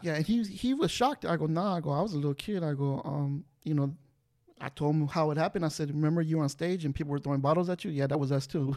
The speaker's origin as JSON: {"language": "English", "town": "Culver City", "region": "California", "country": "United States", "tie": "born or raised there", "said": "I'm from Culver City"}